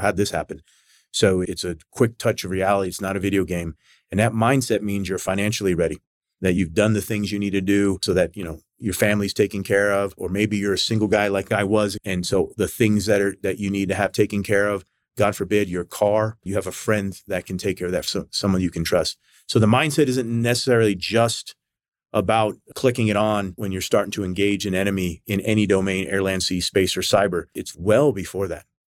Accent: United States; as a young kid growing up in the United States

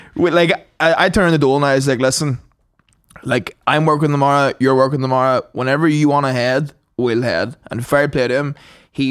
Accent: County Tyrone, Northern Ireland, United Kingdom; I'm from Tyrone, like County Tyrone.

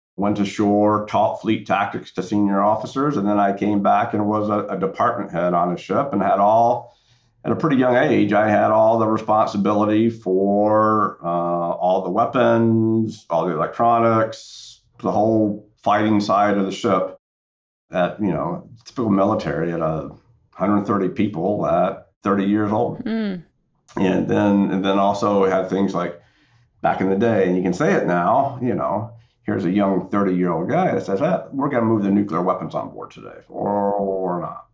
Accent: Central North Carolina, United States; I grew up in Central North Carolina

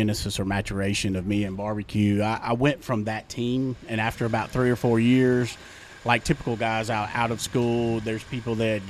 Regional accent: Nesbitt, Mississippi, United States; now in Cleveland, United States; I grew up in in Nesbitt, Mississippi, just south of Memphis. And it was a nice little quaint town out in the country called Bridgetown.

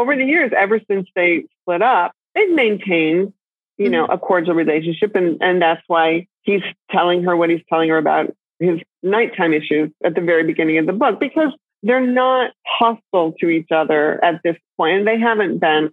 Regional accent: Maine, United States; I come from Maine

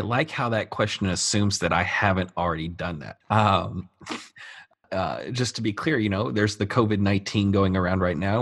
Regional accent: United States; I'm an American

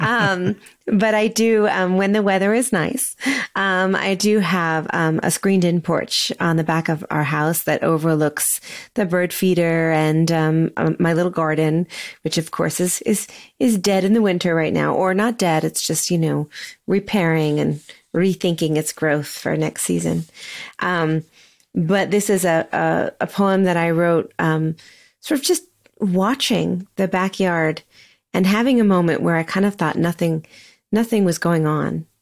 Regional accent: Sonoma, California, United States; moved away as an adult; also born or lived in Seattle, Washington / New York City; now in Lexington, United States; I was born and raised in Sonoma, California

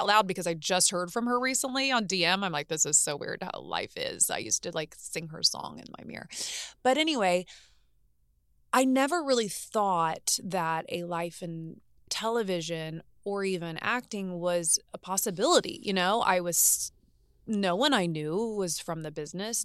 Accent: Martinsville, Indiana, United States; moved away as an adult; now in Los Angeles, United States; I grew up in Indiana, both in Indianapolis, which was the city as I was a young girl, and then moved to a very small town called Martinsville, Indiana.

